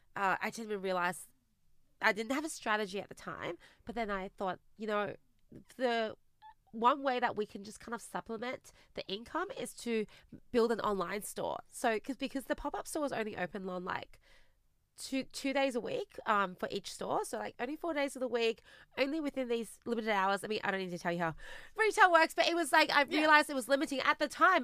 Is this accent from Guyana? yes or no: no; Australia; also born or lived in China; we immigrated to Australia together when I was eight